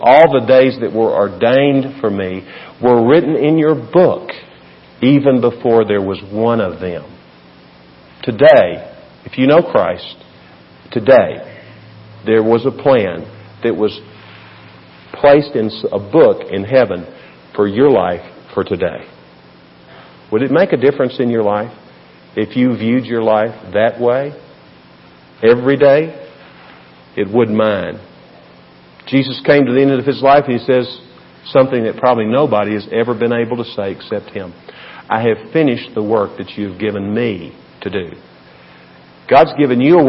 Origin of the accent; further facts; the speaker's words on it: Tennessee Valley, United States; now in El Paso, United States; the area where I grew up in the Tennessee Valley